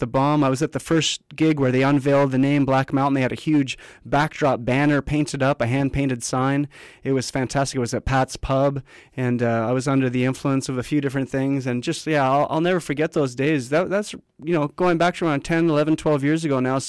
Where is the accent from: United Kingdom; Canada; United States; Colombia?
Canada; Vancouver, British Columbia; I'm from Vancouver.